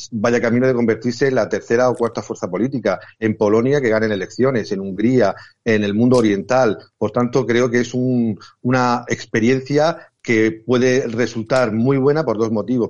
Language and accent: Spanish; Region of Murcia, Spain; ya sabéis que soy murciano